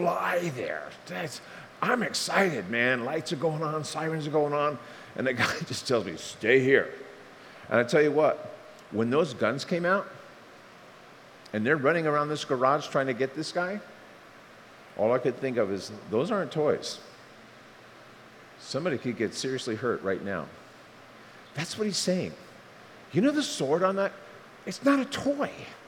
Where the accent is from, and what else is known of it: Bowie, Maryland, United States; born or raised there